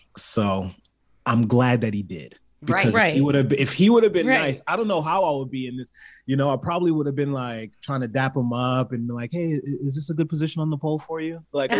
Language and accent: English; California, United States; also born or lived in Baltimore; A lot of people don't know I'm from Baltimore. So it's like, yeah, I was raised in California, but I'm still a killer bee.